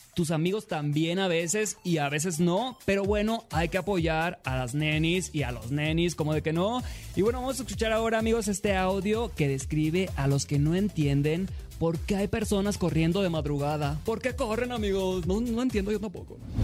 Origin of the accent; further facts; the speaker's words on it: Mexico; siempre voy a ser mexicano, siempre lo primero va a ser México